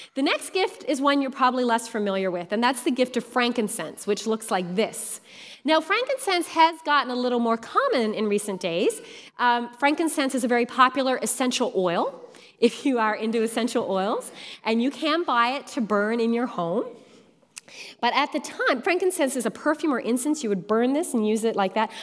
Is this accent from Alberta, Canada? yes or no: no; Newfoundland and Labrador, Canada; born or raised there; now in Ontario, Canada